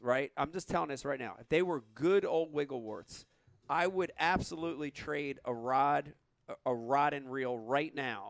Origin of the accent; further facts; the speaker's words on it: New Jersey, United States; Ah, I'm from New Jersey.